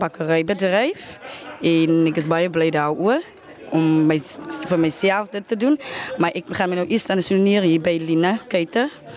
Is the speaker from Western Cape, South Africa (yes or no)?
yes; Lutzville, Western Cape, South Africa; Ek is van Lutswil